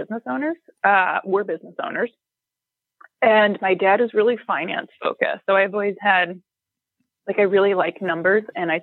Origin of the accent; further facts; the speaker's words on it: St. Louis, Missouri, United States; moved away as an adult; I grew up in St. Louis, and I don't think anybody else from my high school really left the city